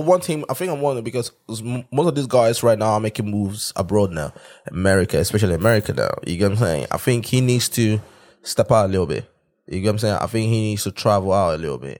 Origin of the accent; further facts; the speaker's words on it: Nigeria; moved away; being a Nigerian